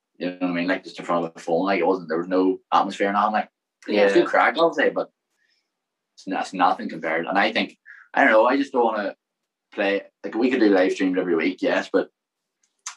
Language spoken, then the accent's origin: English; Derry, Northern Ireland, United Kingdom; I'm from Derry, One Road